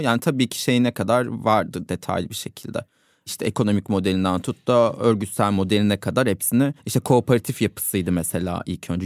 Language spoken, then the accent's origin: Turkish; Ankara, Turkey; ben Ankara'da doğdum büyüdüm.